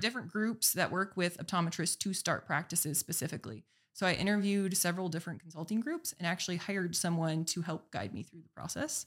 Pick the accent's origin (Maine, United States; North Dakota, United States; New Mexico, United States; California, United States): North Dakota, United States; Minot; also born or lived in Arizona; bring it back to my hometown